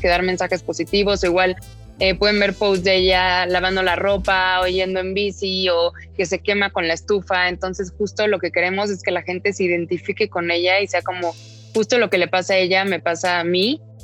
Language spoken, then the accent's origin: Spanish; Mexico